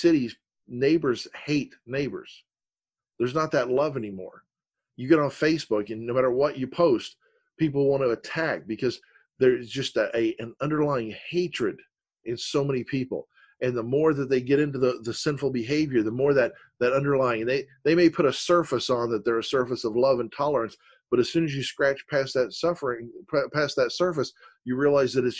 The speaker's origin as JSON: {"language": "English", "region": "Florida", "country": "United States", "tie": "born or raised there", "said": "I was born and raised in the South here in Florida, over one county over, and I was raised around Southerners"}